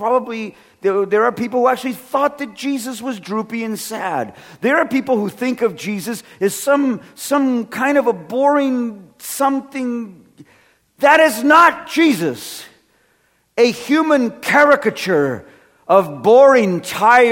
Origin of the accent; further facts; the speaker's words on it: California, United States; I come from California, where everything's made out of wood, so it manages earthquakes